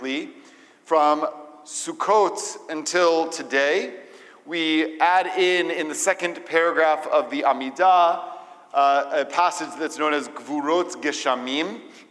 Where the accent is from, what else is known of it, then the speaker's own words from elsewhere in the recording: Atlanta, Georgia, United States; moved away; also born or lived in Israel; growing up in Atlanta